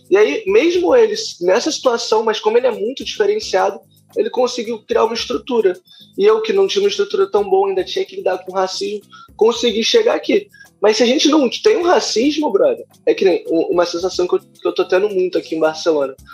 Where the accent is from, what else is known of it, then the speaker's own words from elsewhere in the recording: Rio de Janeiro, Brazil; eu sou de periferia, eu sou de favela do Rio de Janeiro.